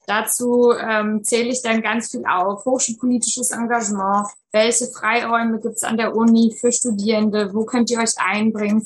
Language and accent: German; East Germany, Germany; moved away as an adult; also born or lived in Frankfurt am Main; ich bin äh, in der DDR noch geboren und dann in Ostdeutschland aufgewachsen